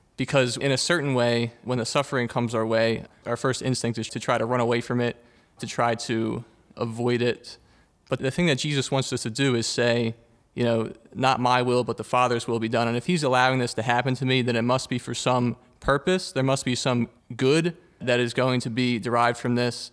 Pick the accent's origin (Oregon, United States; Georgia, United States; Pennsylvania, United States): Pennsylvania, United States; Huntingdon Valley; I am from Huntington Valley